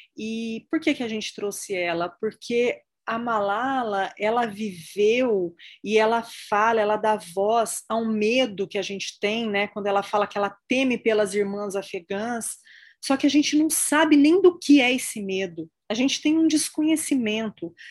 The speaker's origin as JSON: {"language": "Portuguese", "country": "Brazil", "also_born_or_lived": "United States", "said": "Estou nos Estados Unidos nesse momento, mas enfim, como brasileira"}